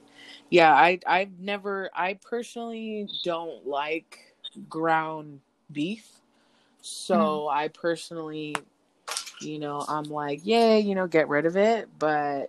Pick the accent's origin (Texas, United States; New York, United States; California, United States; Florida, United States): California, United States; I'm from California